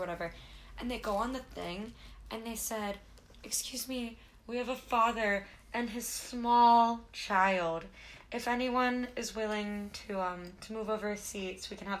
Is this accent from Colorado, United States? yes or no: no; California, United States; Oh, I'm from California. Calm down. I live on Heroin Highway.